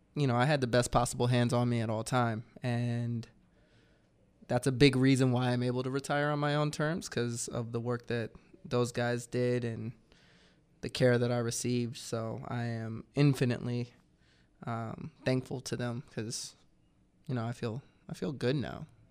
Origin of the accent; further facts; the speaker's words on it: Georgia, United States; moved away; I'm from Georgia